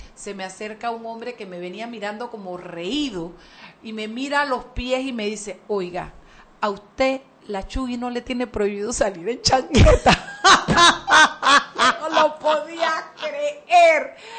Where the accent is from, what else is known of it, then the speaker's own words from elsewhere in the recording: Chiriquí, Panama; now in Panama City, Panama; yo vengo de Chiriquí